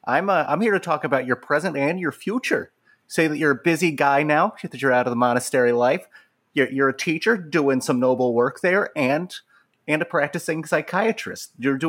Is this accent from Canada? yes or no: yes; Canada; Ma'am, I appreciate the compliment, and I'm not kind, I'm just Canadian.